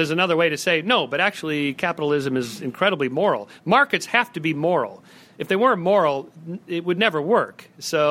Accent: California, United States; I'm from California

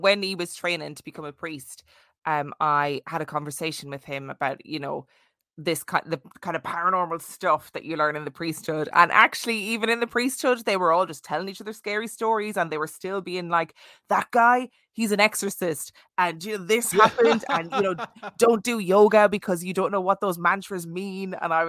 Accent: Ireland; And I went to a Catholic primary school growing up in Ireland.

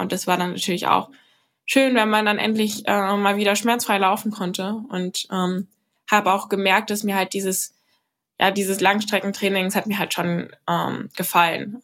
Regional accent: Berlin, Germany; bei uns daheim in Klado

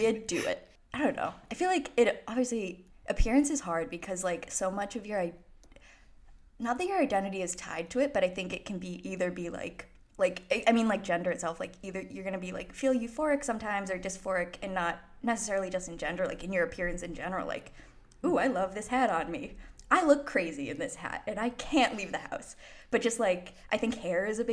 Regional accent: Boston, Massachusetts, United States; I'm from Boston

